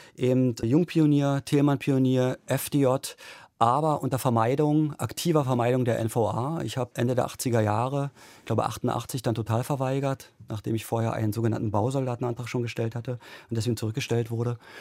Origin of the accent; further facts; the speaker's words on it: East Germany, Germany; Bei uns in Ostdeutschland